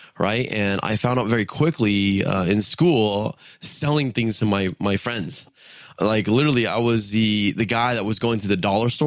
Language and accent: English; San Diego, California, United States; I was born in San Diego. So growing up, it was quite interesting